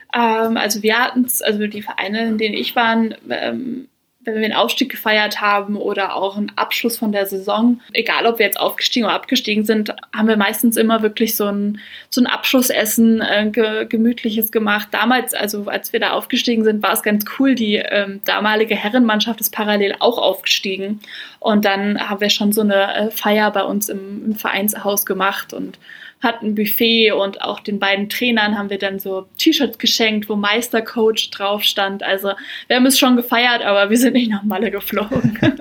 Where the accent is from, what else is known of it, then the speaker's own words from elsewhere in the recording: Braunschweig-Wolfsburg area, Lower Saxony, Germany; moved away as an adult; also born or lived in Marburg, Hesse; ich komme aus Niedersachsen, das ist so Region Braunschweig-Wolfsburg.